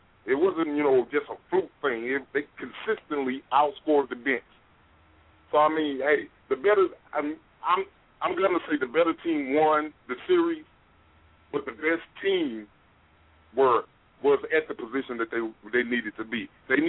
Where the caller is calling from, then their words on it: Atlanta, Georgia, United States; calling from Atlanta.